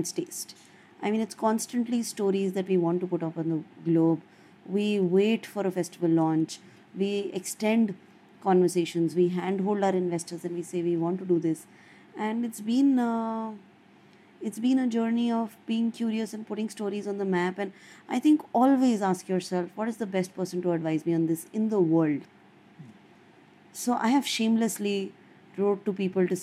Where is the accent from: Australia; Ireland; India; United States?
India; as an Indian filmmaker